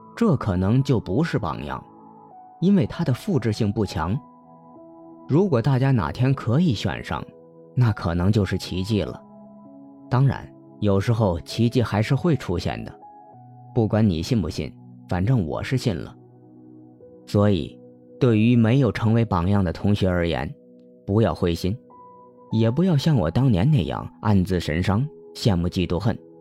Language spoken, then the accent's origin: Chinese; Hunan, China; accent: cannot distinguish front and back nasals; 我是湖南人，区分不了前后鼻音